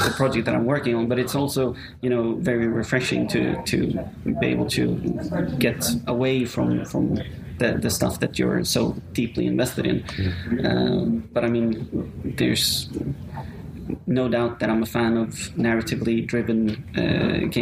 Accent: Sweden; now in Rome, Italy; I'm from Sweden

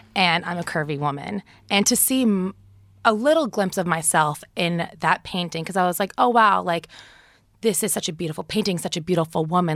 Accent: New Jersey, United States; I grew up in New Jersey, too

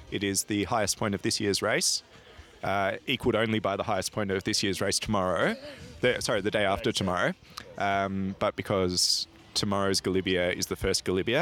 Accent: Australia; I'm an Australian

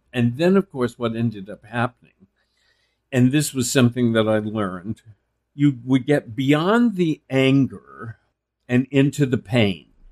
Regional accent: Texas, United States; I was male from Texas

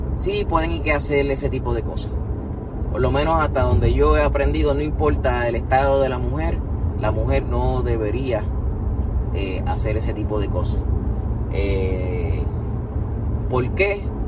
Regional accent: Puerto Rico; mi pueblo Puerto Rico

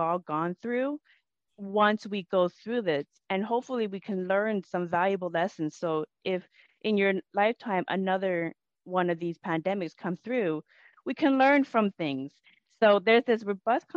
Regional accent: Everett, Washington, United States; I'm from Everett, Washington, which is 20 miles away from Seattle

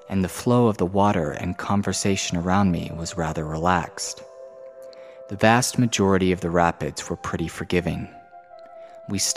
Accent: Queens, New York, United States; Growing up, I was born and raised in Queens, New York the youngest daughter in a family of five children.

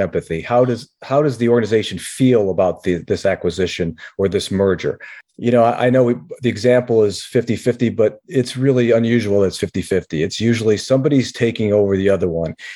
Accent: Rochester, New York, United States; we grew up in the Rochester, New York area, upstate New York

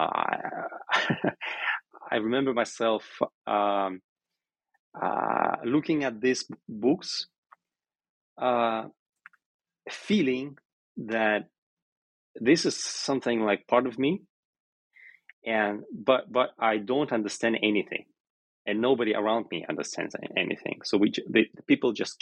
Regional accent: Omsk, Omsk Oblast, Russia; I was born in Omsk, which is a city in Western Siberia, and I'm the first generation of Siberian Tatars who lived in the city

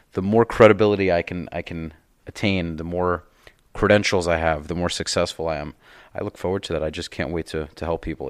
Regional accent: New York, United States; now in South Florida, United States; I'm from New York

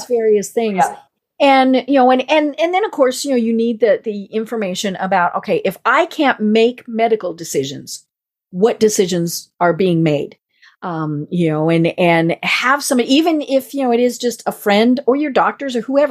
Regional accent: Midwest, United States; accent: Midwest; my Midwest accent

